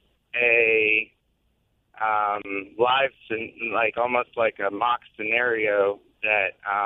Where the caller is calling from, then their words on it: St. Augustine, Florida, United States; I'm actually in St. Augustine right now, but headed back towards Middleburg.